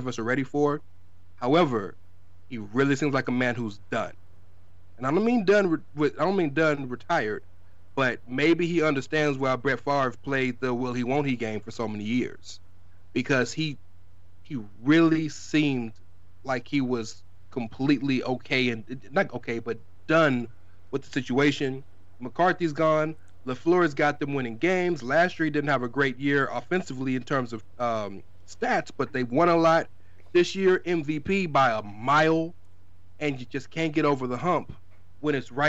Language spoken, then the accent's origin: English; Texas, United States; I'm from Texas